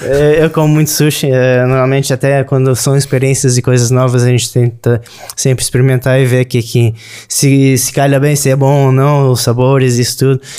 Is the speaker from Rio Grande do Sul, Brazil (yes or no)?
yes; Rio Grande do Sul, Brazil; moved away as an adult; also born or lived in Florianópolis, Santa Catarina; now in Portugal; Eu sou do sul do Brasil, Rio Grande do Sul